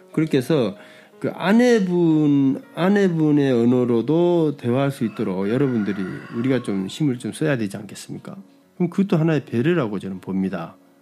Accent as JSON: {"language": "Korean", "country": "South Korea", "said": "저도 이제 뭐 한국 남자인지라"}